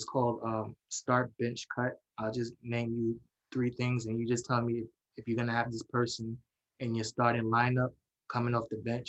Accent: New York City, New York, United States; I'm from Brooklyn

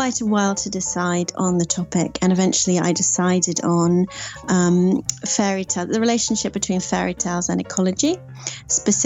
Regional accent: Sussex, South East England, United Kingdom; also born or lived in Scotland / Norfolk / Prague, Czech Republic; I am from Sussex. I'm a Sussex-based storyteller.

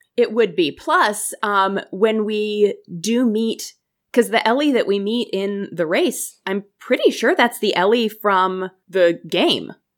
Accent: United States; I am American

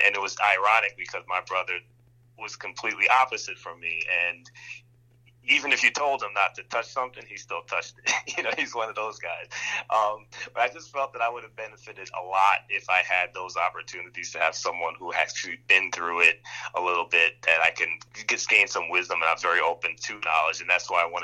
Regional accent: New York City, New York, United States; now in White Plains, United States; I grew up in Queens as well, Long Island City specifically.

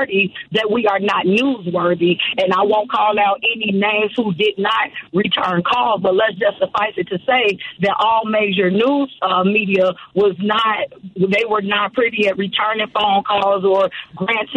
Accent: Chicago, Illinois, United States; Born and raised on the south side of Chicago

